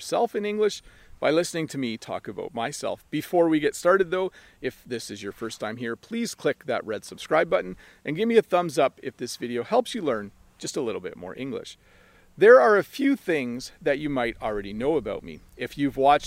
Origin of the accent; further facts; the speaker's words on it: Canada; I was born in Canada, but my family is originally from Holland. I am the son of immigrant parents.